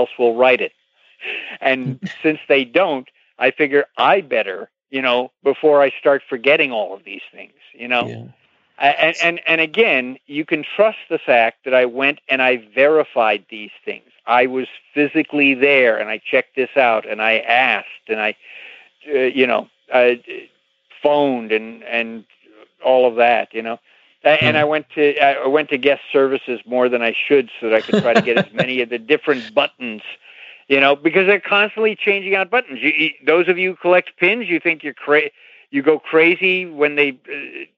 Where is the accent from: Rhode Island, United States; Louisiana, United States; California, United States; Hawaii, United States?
California, United States; I grew up out in California